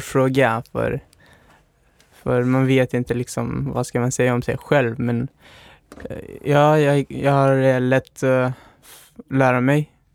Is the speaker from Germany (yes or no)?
no; Pakistan; Swedish is a second language; also born or lived in Afghanistan; now in Sweden; Jag uh, är född och uppväxt i Pakistan men har min ursprung i Afghanistan